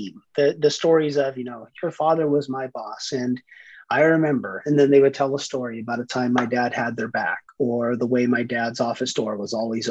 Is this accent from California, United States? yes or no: yes; San Francisco Bay Area, Northern California, United States; Northern California, San Francisco Bay Area, just right in between San Francisco and San Jose, right by Stanford.